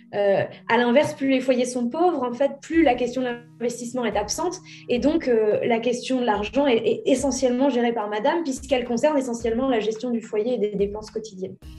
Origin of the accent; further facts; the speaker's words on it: Courcouronnes, Île-de-France, France; Je suis née à Courcouronne dans l'Essonne le 8 avril 1987.